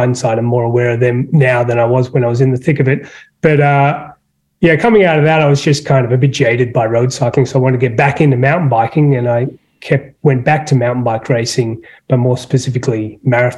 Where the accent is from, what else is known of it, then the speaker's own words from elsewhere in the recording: Sydney, New South Wales, Australia; now in Traverse City, United States; I'm not from Traverse City, you probably tell. I'm from Sydney, Australia